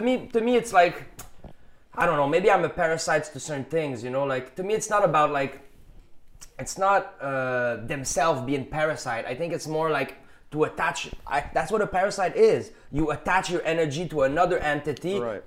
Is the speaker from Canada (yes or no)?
yes; Canada; accent: Canadian general; English is a second language; I have a little bit more Canadian general accent